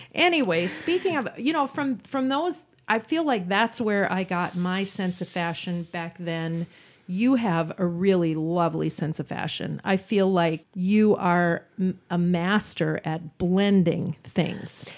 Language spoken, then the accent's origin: English; Roseville, Minnesota, United States; We're both from Roseville